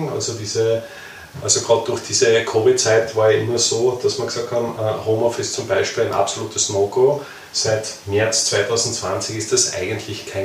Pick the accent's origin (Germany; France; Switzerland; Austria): Austria; warum soll ich jetzt als Österreicher nicht irgendwann einmal in Deutschland